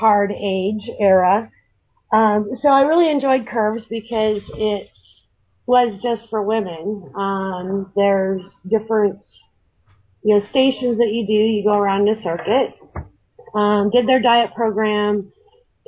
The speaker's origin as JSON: {"language": "English", "region": "Colorado", "country": "United States", "also_born_or_lived": "Arizona", "said": "I moved from Arizona back home to Colorado, where my family's"}